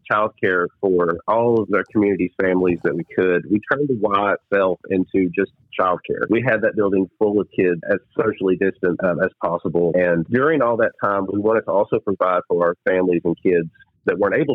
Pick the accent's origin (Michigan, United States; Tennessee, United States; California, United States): Tennessee, United States; Bean Station; moved away as an adult; now in Kingsport, United States; I grew up in Bean Station.